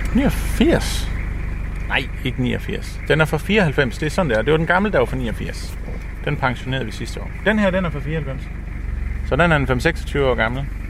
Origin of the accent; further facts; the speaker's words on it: Samsø, Central Denmark Region, Denmark; jeg er født og opvokset heroppe på Samsø